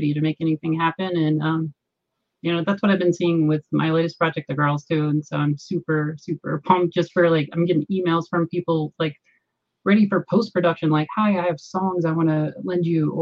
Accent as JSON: {"language": "English", "region": "Southern Virginia", "country": "United States", "tie": "born or raised there", "also_born_or_lived": "Los Angeles", "moved": "yes", "lives_now": "Denver, United States", "said": "I grew up in Southern Virginia"}